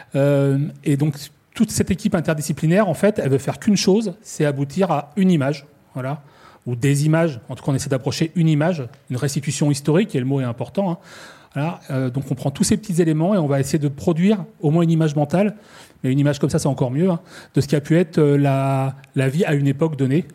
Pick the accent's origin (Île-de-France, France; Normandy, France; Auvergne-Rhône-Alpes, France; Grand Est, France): Normandy, France; je suis normand